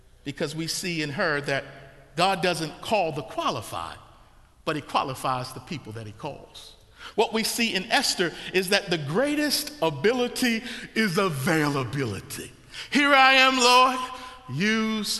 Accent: Baltimore, Maryland, United States; when I was growing up in Baltimore, Maryland, we had to be street

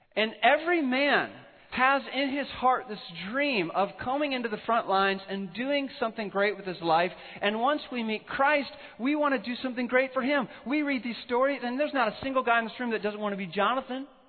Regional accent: northwest Illinois, United States; now in Colorado, United States; When the potter was forming me in my mother's womb in, in northwest Illinois

